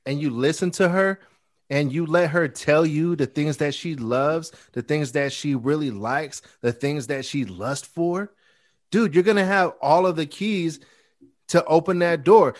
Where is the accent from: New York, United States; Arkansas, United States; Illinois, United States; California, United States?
California, United States; Bay Area; I'm from the Bay Area